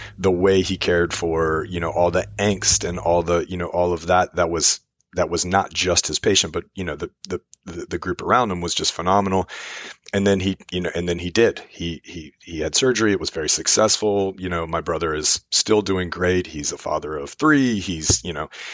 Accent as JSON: {"language": "English", "town": "Richmond", "region": "Virginia", "country": "United States", "said": "I'm from Richmond, Virginia."}